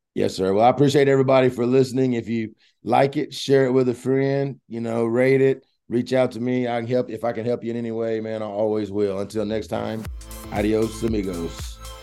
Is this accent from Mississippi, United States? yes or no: yes; Mississippi, United States; I grew up in Mississippi